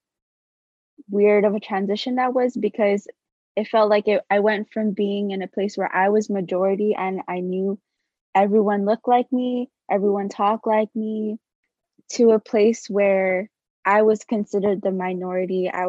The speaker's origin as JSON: {"language": "English", "town": "Waipahu", "region": "Hawaii", "country": "United States", "tie": "born or raised there", "moved": "as an adult", "said": "growing up in Waipahu, like, everyone's Filipino."}